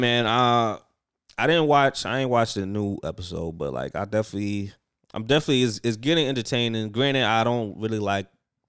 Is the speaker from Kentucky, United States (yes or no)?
no; Queens, New York, United States; I'm from Queens, yo.